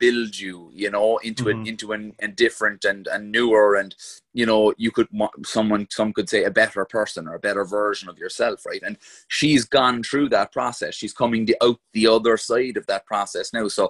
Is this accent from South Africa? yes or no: no; Glanmire, Munster, Ireland; also born or lived in Mayfield, Cork; when I was about 6 years old, we moved from Mayfield, where I was literally like, there was 30 houses on a row of houses inside of our estate on one side and 30 on the other side.